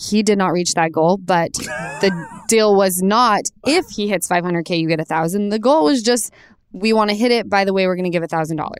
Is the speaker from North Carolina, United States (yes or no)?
no; Minneapolis, Minnesota, United States; I am from Minneapolis and I work in marketing.